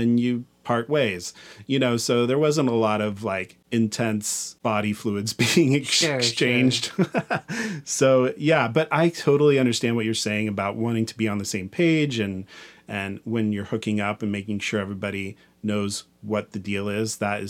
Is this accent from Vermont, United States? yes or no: no; Kansas, United States; I cruised a lot where I grew up in Kansas.